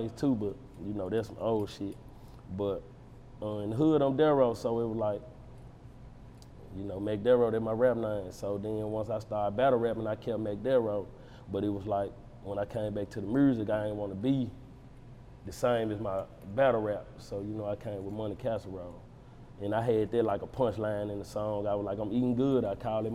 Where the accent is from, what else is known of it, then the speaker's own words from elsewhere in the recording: United States; I'm from Walker Home.